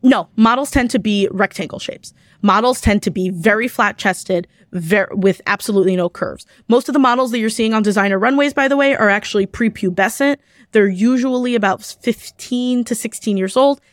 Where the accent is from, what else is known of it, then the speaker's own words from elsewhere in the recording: New York City, New York, United States; I grew up in Kew Garden Hills